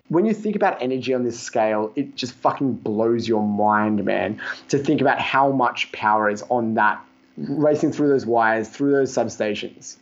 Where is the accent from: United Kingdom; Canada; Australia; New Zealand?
Australia; I'm from Australia